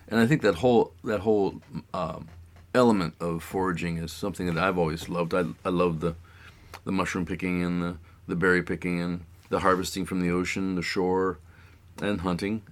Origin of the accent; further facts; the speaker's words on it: East Coast, United States; moved away as an adult; now in Juneau, United States; I was kind of from the East Coast